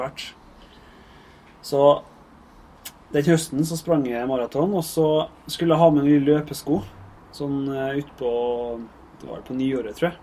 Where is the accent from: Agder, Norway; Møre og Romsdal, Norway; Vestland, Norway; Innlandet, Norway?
Møre og Romsdal, Norway; Averøy; moved away; jeg kommer fra Averøya. Der er fotball som er tingen